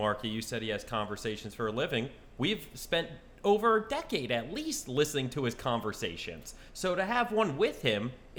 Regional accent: New Jersey, United States; I'm actually from South Jersey.

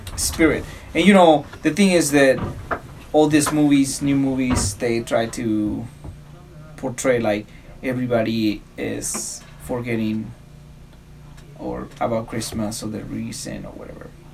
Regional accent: Mexico; now in United States; in my hometown

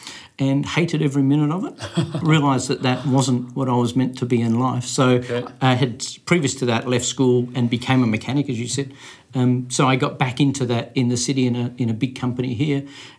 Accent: Australia; So I am an Aussie. That spends probably not enough time in Australia.

